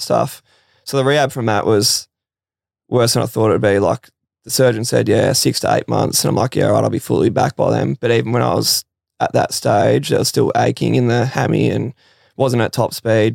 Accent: Victoria, Australia; I'm from Victoria.

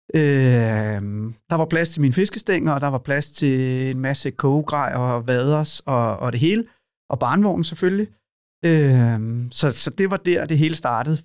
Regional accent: Lejre, Zealand, Denmark; also born or lived in Copenhagen, Denmark / Maine, United States; Lejre, hvor jeg er opvokset

